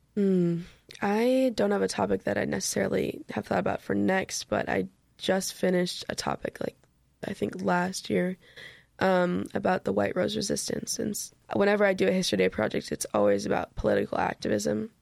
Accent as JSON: {"language": "English", "region": "Minnesota", "country": "United States", "said": "I'm, I'm from Minnesota"}